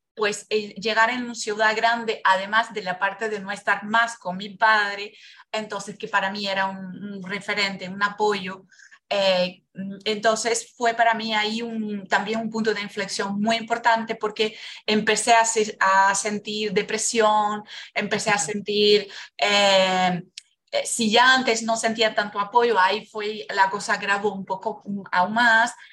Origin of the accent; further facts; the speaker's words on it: Brazil; moved away; yo nací en Brasil